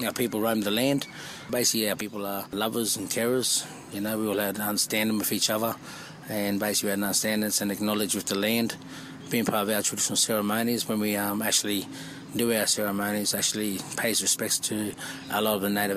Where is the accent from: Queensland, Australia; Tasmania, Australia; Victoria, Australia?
Queensland, Australia; Brisbane; also born or lived in Tenterfield, New South Wales; growing up in Australia, like I'm 40 years old, when I grew up in a little place called Brisbane, up in Queensland, Australia, going through school and stuff